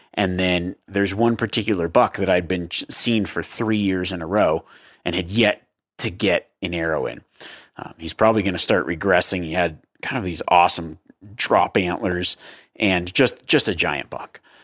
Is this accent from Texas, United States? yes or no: no; Nevada, United States; I grew up hunting in Nevada